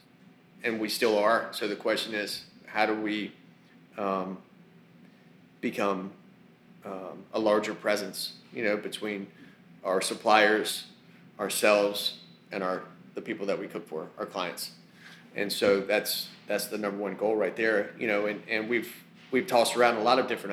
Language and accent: English; the South, United States; I grew up in the South